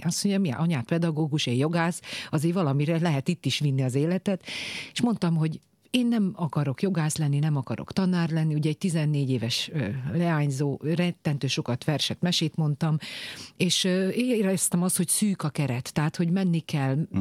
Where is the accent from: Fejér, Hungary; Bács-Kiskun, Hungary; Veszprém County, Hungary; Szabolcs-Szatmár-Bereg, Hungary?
Bács-Kiskun, Hungary; Kiskunmajsa; now in Budapest, Hungary; kis kumajsai maradok, tehát még volt szülő otthon, én ott születtem 1982-ben